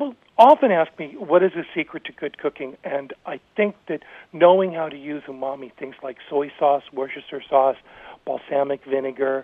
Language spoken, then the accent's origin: English; Oakland, California, United States; I was raised in Oakland